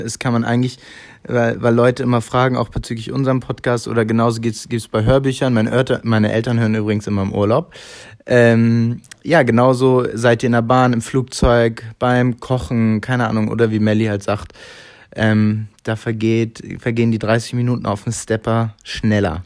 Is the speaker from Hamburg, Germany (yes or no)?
yes; Hamburg, Germany; ich bin in Hamburg aufgewachsen, groß geworden